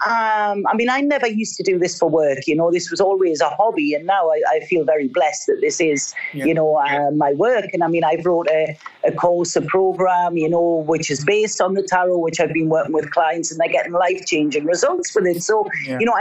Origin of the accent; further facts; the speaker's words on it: North East England, United Kingdom; moved away as an adult; I'm a girl from the northeast of England